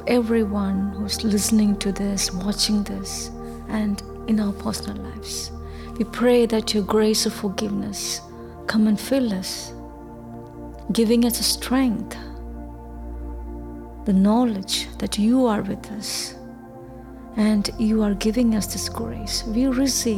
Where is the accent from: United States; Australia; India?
India; moved away; I was born and brought up in India